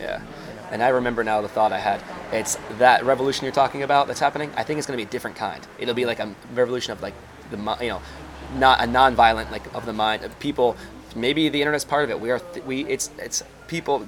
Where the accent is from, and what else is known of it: United States